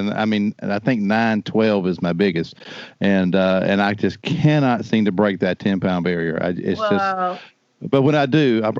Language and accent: English; South Carolina, United States; I'm from South Carolina